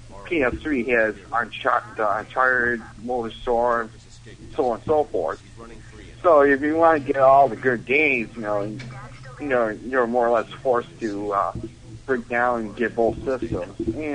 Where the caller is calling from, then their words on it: Buffalo, New York, United States; from Buffalo.